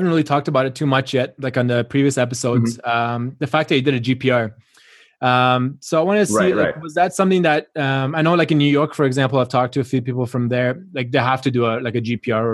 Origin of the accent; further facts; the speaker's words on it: Canada; I grew up in Canada.